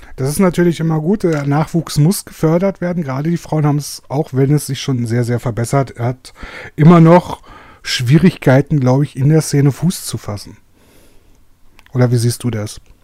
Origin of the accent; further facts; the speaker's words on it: Germany; als Deutscher